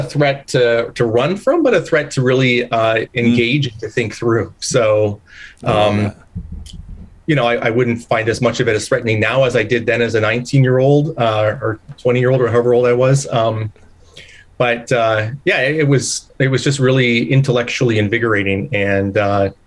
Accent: Leamington, Ontario, Canada; now in Hamilton, Canada; I grew up down near Windsor, Ontario, so just across the border from Detroit, Michigan, in the tomato capital of Canada, Leamington, Ontario

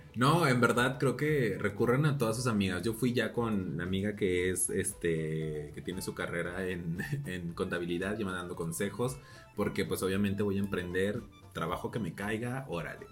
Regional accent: Celaya, Guanajuato, Mexico; moved away as an adult; also born or lived in Querétaro; now in Mexico City, Mexico; yo soy una chiquilla que salió de Celaya, Guanajuato.

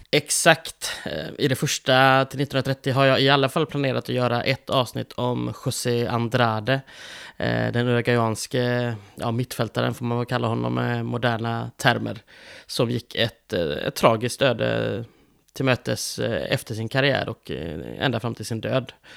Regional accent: Sweden; vi är svenskar och det blir en försvenskad ut, mm. ett, ett försvenskat uttal givetvis

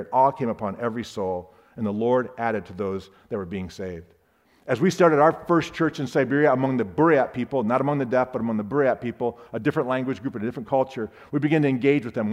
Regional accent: Sarasota, Florida, United States; I'm from Sarasota, Florida

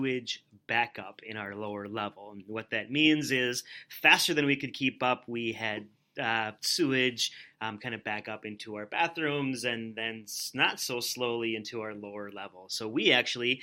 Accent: Rosemount, Minnesota, United States; I'm a lifelong Rosemount resident. I grew up in Rosemount, went to Rosemount High School

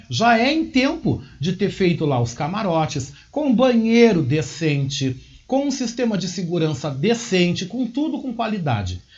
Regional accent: Gaúcho, Rio Grande do Sul, Brazil; Como gaúcho

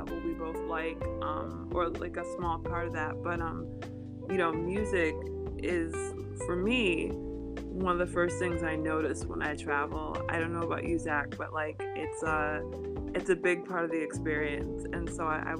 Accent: United States; I'm from the United States. I'm from the US

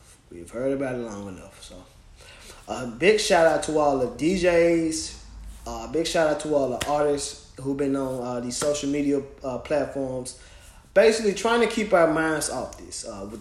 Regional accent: Memphis, Tennessee, United States; now in Knoxville, United States; my hometown of Memphis

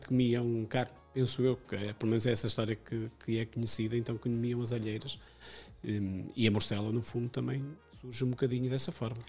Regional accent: Amarante, Porto District, Portugal; sou de, de Amarante

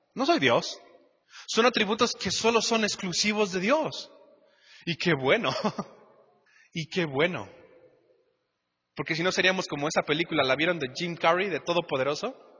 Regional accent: Mexico; todos aquí como mexicanos

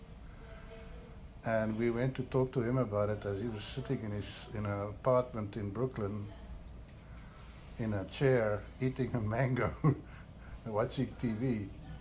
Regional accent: South Africa; also born or lived in Switzerland; now in United States; I'm from South Africa

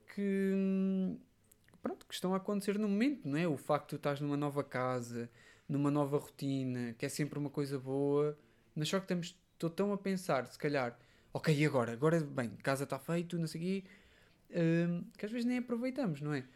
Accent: Portugal; also born or lived in Covilhã, Portugal / Aveiro, Portugal; depois em Queceia, na minha terra natal, também já mudei várias vezes

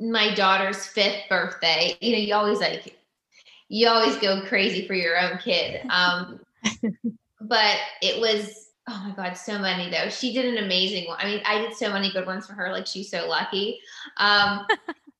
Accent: Pennsylvania, United States; moved away as an adult; also born or lived in Los Angeles, United States; now in Franklin, United States; we're both from Pennsylvania

